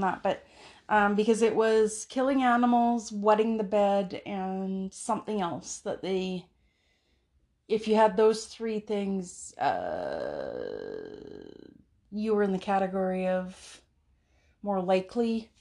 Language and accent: English; Canada; in Canada